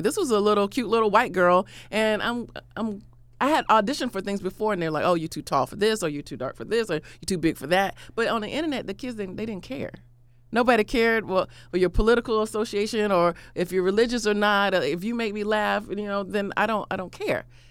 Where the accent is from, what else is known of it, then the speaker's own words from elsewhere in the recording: Florida, United States; I'm from Florida